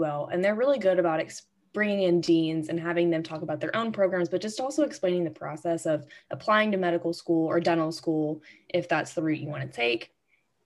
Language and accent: English; Shreveport, Louisiana, United States; I wanted to end up back in Shreveport. This is my hometown. This is where I grew up